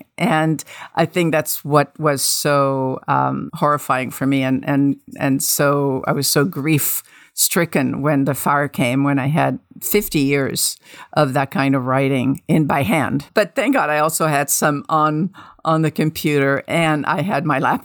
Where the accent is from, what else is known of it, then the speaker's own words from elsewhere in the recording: Tunisia; moved away; also born or lived in Paris, France; I grew up in North Africa, in Tunisia, but we lived in Paris for a couple of years from 5 to 7